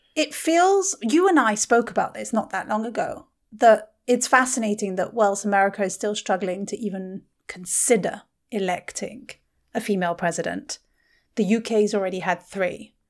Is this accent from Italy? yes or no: no; United Kingdom; being British